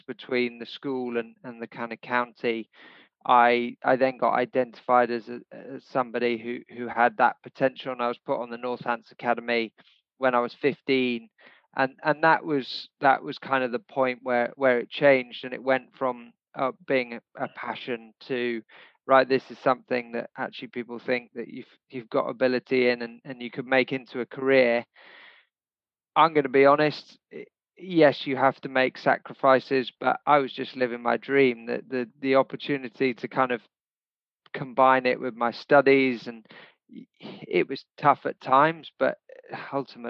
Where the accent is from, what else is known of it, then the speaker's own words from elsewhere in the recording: Kenya; I was actually born and brought up in Kenya